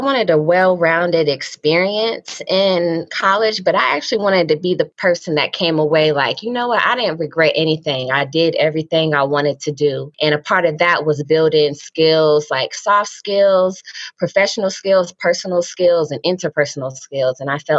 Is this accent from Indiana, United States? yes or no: yes; Indianapolis, Indiana, United States; moved away as an adult; growing up in Indy